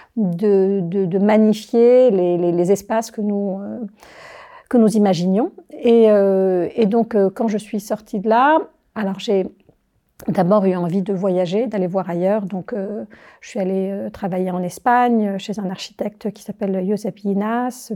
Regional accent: Algiers, Algiers Province, Algeria; also born or lived in Paris, France; now in Chablais, Switzerland; je suis algérienne, je suis née à Alger.

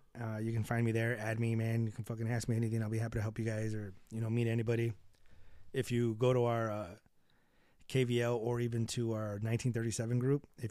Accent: Chicago, Illinois, United States; We're from the South Side, 72nd and Sawyer

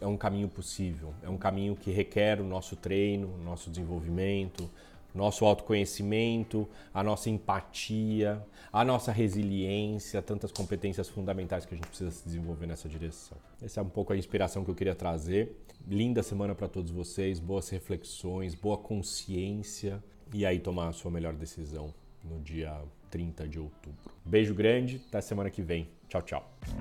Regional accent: Brazil; somos todos brasileiros, vamos continuar sendo brasileiros, vamos continuar habitando esse país

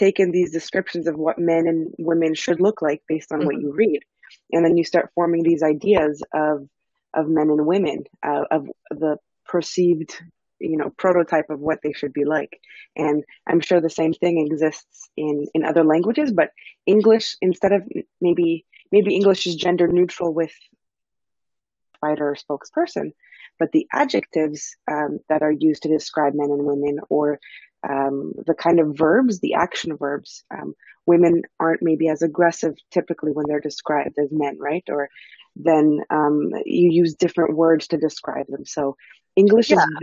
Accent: Canada; I grew up in Canada.

